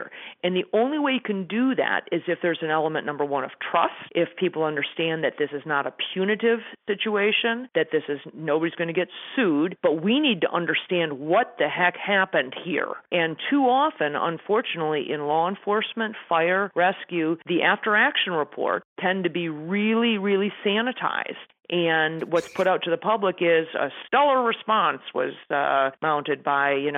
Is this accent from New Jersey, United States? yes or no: no; Colorado, United States; my home state